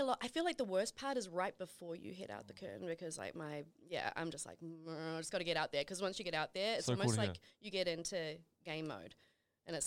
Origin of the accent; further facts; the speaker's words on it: Auckland, New Zealand; moved away; I grew up in East Auckland.